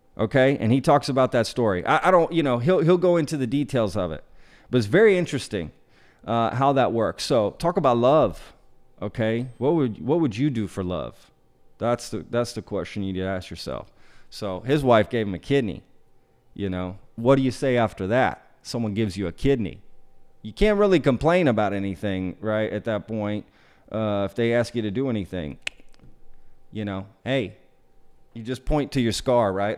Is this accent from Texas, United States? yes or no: yes; Dallas, Texas, United States; I went to high school in Texas too. I'm from the Dallas area